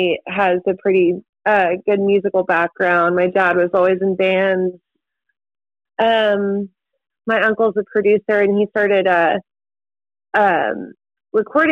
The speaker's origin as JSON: {"language": "English", "town": "Destin", "region": "Florida", "country": "United States", "tie": "born or raised there", "said": "I'm a Florida girl. I grew up and was raised in the panhandle of Florida, in the Destin, Florida"}